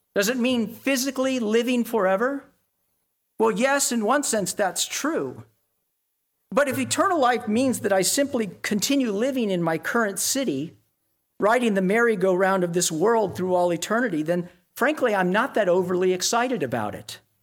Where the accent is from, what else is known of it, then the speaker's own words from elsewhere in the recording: Dallas, Texas, United States; moved away; I grew up in Tornado Alley in Dallas